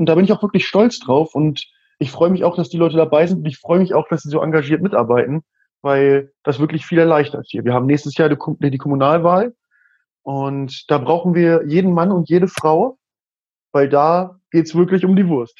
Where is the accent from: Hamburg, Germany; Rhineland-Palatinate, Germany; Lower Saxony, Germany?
Lower Saxony, Germany; Burgwedel; ich bin 25 Jahre alt und ich komme aus Burgwedel. Das ist eine kleine Stadt im Norden Hannovers